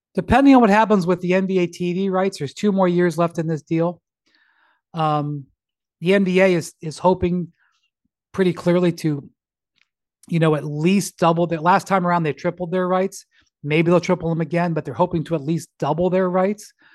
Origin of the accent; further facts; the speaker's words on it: Cleveland, Ohio, United States; I'm from a small market. I'm from Cleveland.